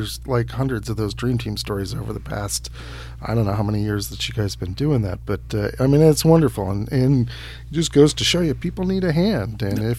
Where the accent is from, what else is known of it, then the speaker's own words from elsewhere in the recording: Iowa, United States; I grew up wrestling in Iowa